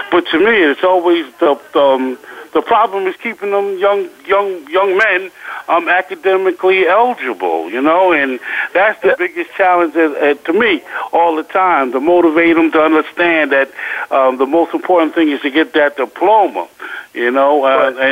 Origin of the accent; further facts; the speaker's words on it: New York, United States; now in Florida, United States; See, I'm from New York, but right now I've been in Florida for about going on 12 years